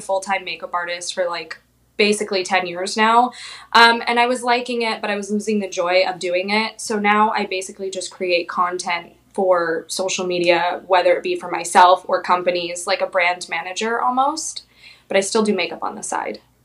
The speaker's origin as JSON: {"language": "English", "town": "Phoenix", "region": "Arizona", "country": "United States", "tie": "born or raised there", "also_born_or_lived": "Orlando, Florida / Pensacola, Florida / San Diego, California", "moved": "as an adult", "lives_now": "Wilmington, United States", "said": "Yeah, so I was born and raised in Phoenix, Arizona."}